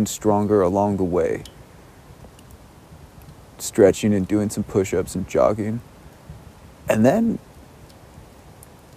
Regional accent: United States; I've been really liking that about being American

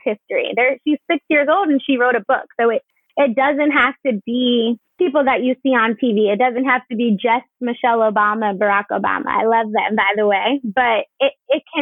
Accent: New Jersey, United States; moved away as an adult; now in Atlanta, United States; So I am a native of New Jersey. So I'm from New Jersey.

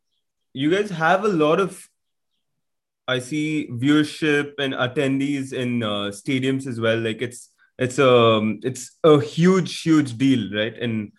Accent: India; moved away

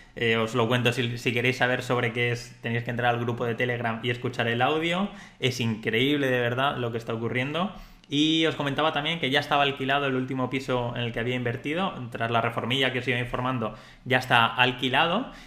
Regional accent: Spain; yo soy español, entonces a nivel de Andorra soy extranjero

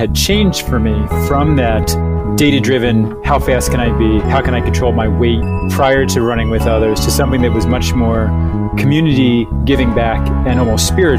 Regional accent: Upper Darby, Pennsylvania, United States; I grew up in a place called Upper Darby, Pennsylvania. It's just outside of Philadelphia

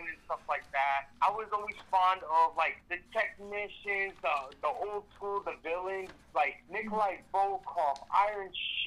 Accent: New York City, New York, United States; I grew up in the Lower East Side

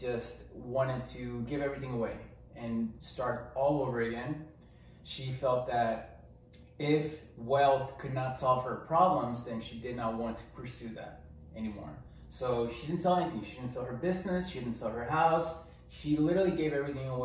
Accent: Mexico; moved away; I grew up in Mexico.

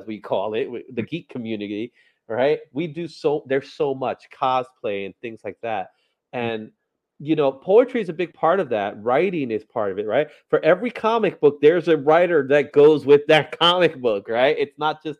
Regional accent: New York City, New York, United States; I consider myself a Bronx native, born and raised in, I grew up in Fordham

